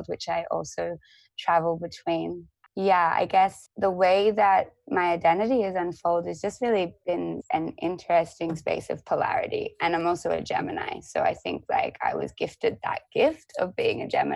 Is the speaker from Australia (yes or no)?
yes; Australia; also born or lived in Sydney, New South Wales; I was born in Sydney in a house.